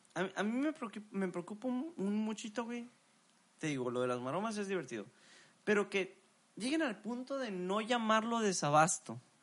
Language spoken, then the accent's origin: Spanish; Mexico; Somos mexicanos